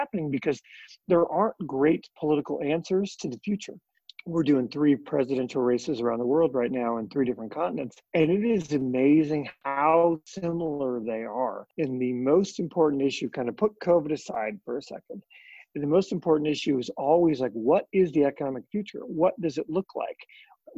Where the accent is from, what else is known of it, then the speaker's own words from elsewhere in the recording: Montana, United States; my home state of Montana, where I'm sitting